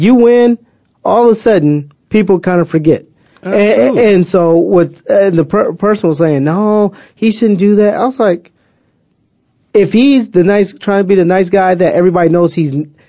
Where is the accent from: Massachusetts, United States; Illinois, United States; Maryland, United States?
Illinois, United States; Waukegan; My hometown.